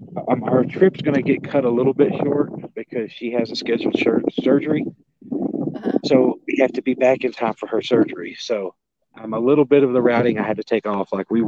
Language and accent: English; Idaho, United States; also born or lived in Lewiston, Idaho; Then I was raised in the Nez Perce Indian Reservation over in Idaho. We're going to go there. Then over to where I was born in Lewiston.